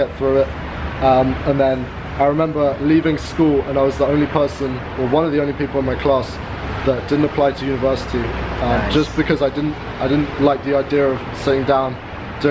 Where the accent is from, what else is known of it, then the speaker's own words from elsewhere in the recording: London, United Kingdom; moved away as an adult; now in Chiang Mai, Thailand; I'm from London